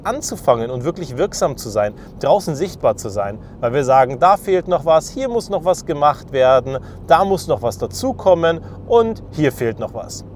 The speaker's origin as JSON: {"language": "German", "country": "Germany", "said": "Als Deutsche"}